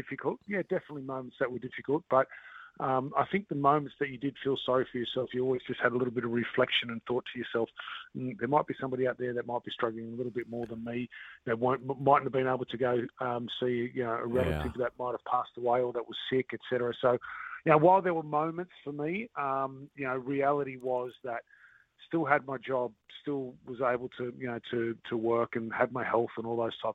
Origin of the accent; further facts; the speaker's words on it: Australia; now in Auckland, New Zealand; being Australian, I'm from Australia, and while I'm not from Queensland